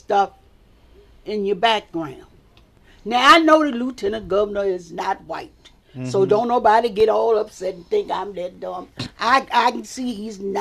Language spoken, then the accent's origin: English; Richmond, Virginia, United States; I was born and raised in Richmond, Virginia